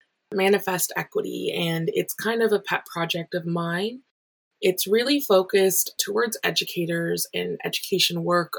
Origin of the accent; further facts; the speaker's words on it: Canada; it feels very hypocritical to be Canadian right now